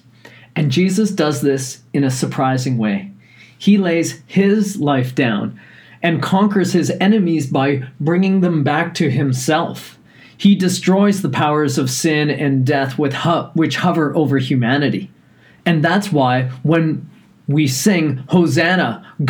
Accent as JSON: {"language": "English", "region": "Newfoundland and Labrador", "country": "Canada", "tie": "born or raised there", "said": "growing up in Newfoundland"}